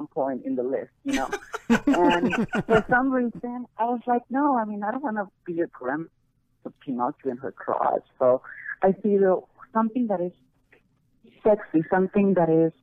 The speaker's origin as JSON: {"language": "English", "country": "Mexico", "also_born_or_lived": "Colombia", "moved": "yes", "lives_now": "United States", "said": "I am Mexican. I'm Mexican-Colombian."}